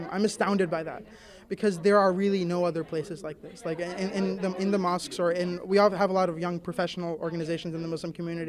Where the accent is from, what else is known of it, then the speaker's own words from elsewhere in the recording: New York, United States; moved away; also born or lived in California; I moved back to New York. I was working in California at a startup. It didn't work out. I came back to New York. I was like, I got to make friends because I'm from New York, but I hadn't lived there in many years.